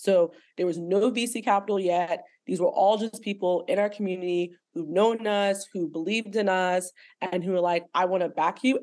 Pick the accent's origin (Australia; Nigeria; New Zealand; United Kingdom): Nigeria; also born or lived in Lagos, Nigeria; now in United States; I'm Nigerian American, right? So I'm Nigerian, but I live in America. I've also lived in Lagos